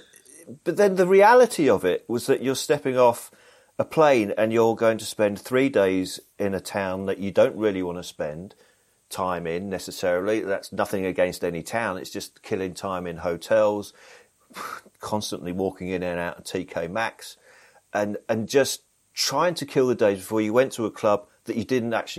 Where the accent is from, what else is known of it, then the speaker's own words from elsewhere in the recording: Blackburn, North West England, United Kingdom; born there; because I'm actually from the North. I don't have the accent. I was born in Blackburn, which is not far from Manchester.